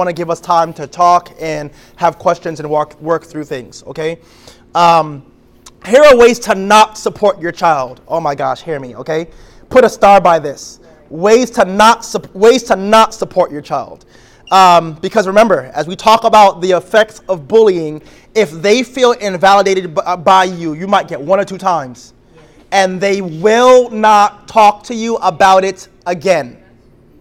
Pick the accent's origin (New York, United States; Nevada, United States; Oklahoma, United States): New York, United States; New York City; I'm from New York.